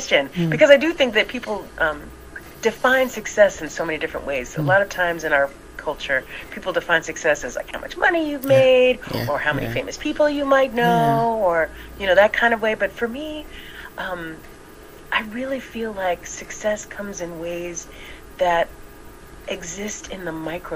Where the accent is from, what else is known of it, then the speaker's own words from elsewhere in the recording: DMV, United States; also born or lived in Cincinnati, Ohio; now in Oakland, United States; I was born in Cincinnati, Ohio. I was raised in the DMV, what we call the District of Columbia, Maryland, and Virginia tri-state area